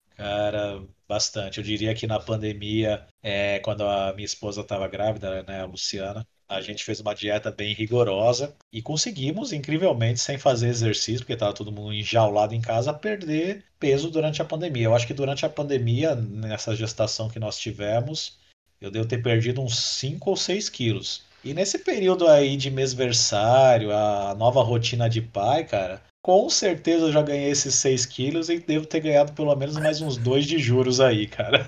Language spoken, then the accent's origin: Portuguese; Brazil; como bom brasileiro